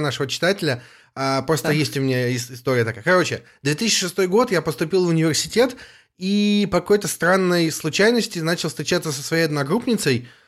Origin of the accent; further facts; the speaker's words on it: England, United Kingdom; Russian is a second language; now in Scotland, United Kingdom; Я из Англии изучаю русский язык в университете в Шотландии